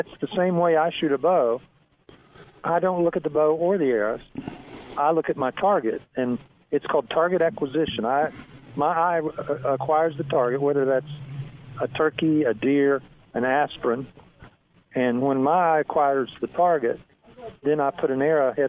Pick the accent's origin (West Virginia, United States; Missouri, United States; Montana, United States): West Virginia, United States; now in Texas, United States; I was raised in West Virginia, and my family were all mountain people